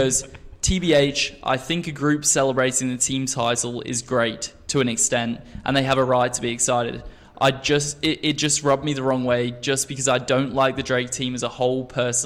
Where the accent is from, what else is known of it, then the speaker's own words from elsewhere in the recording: Australia; also born or lived in England; now in United States; I grew up really in Australia from the age of 7, and we in Australia we do not have winter